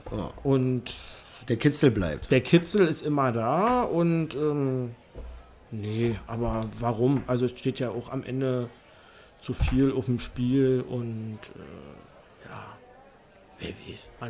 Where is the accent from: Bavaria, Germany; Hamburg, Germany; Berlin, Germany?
Berlin, Germany; Also ich bin bis zur vierten Klasse in Hohenschönhausen aufgewachsen.